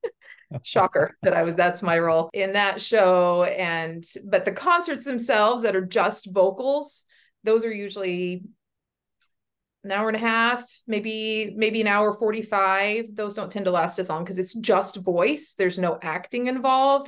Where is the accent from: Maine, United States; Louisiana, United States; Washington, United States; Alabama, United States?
Washington, United States; I was born and raised here in Washington.